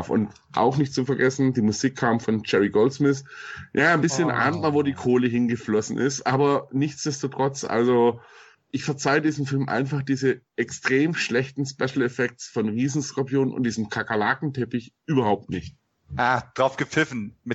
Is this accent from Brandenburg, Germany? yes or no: no; Munich, Bavaria, Germany; also ich bin ja Münchner, da hat man nicht unbedingt Platz für einen Parkplatz